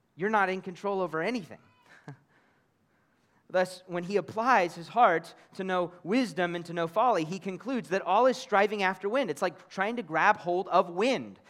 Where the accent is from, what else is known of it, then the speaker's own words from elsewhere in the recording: Kansas City, Missouri, United States; moved away as an adult; now in United Arab Emirates; my own hometown of Kansas City in America